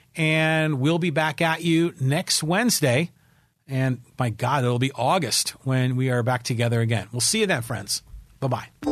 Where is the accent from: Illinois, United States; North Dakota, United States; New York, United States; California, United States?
California, United States; Poway; my hometown of Poway, California, nine two oh six four